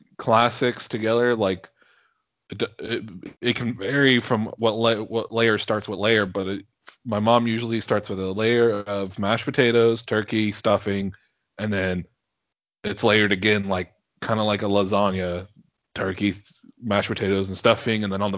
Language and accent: English; Washington, United States; moved away; everybody back home, in Washington, at least that I grew up